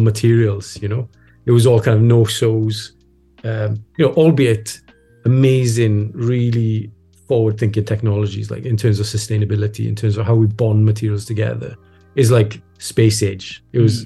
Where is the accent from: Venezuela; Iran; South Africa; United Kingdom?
United Kingdom; Wales; we as Welsh people